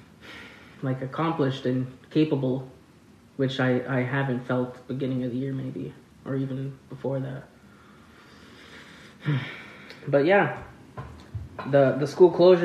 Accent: Rolling River First Nation, Manitoba, Canada; I'm from Rolling River First Nation

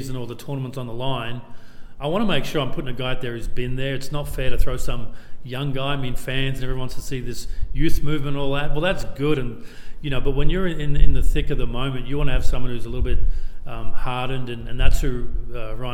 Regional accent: Brisbane, Queensland, Australia; I'm from Brisbane

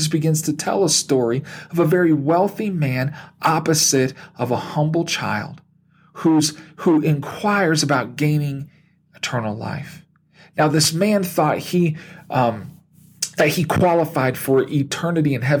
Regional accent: United States

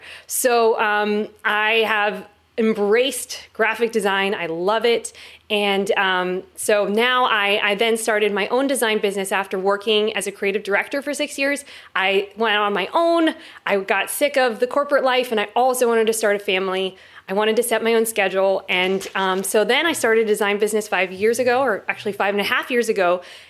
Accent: Los Angeles, California, United States; now in Florida, United States; I am originally from Los Angeles, and I have been moving around the globe from the Pacific Northwest. I'm now in Florida, believe it or not.

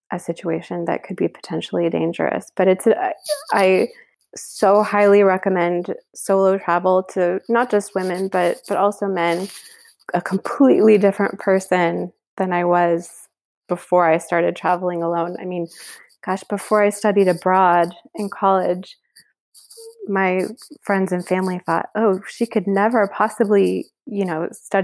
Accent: Kansas City, Missouri, United States; moved away as an adult; now in Paris, France; my hometown of Kansas City

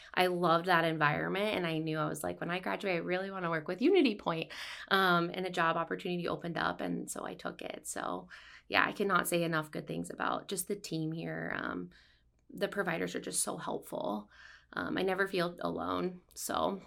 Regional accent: Ottumwa, Iowa, United States; I'm from Ottawa, Iowa. Um, I grew up there

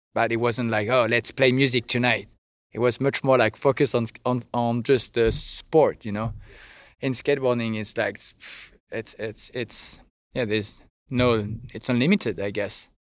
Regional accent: French Riviera, Provence-Alpes-Côte d'Azur, France; English is a second language; moved away as an adult; now in Normandy, France; I'm from the French Riviera

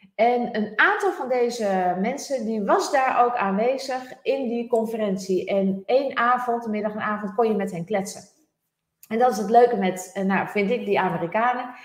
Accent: Netherlands; wij als Nederlanders

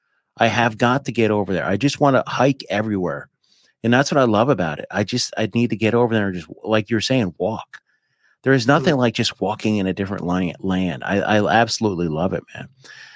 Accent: Appalachia, United States; I mean, I grew up right on the Appalachian Mountains.

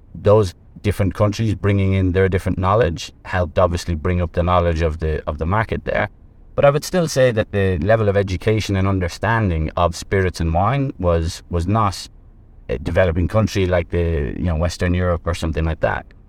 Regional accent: Ireland; moved away as an adult; also born or lived in Middle East; now in Vietnam; I'm actually, I'm from Ireland.

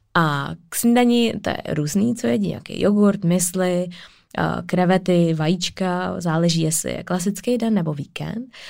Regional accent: Czechia; já jsem Češka

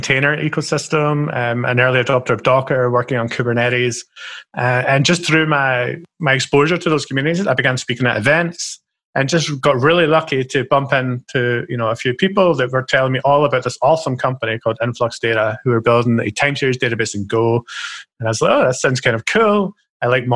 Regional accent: Scotland, United Kingdom; I'm a stereotypical Scottish person

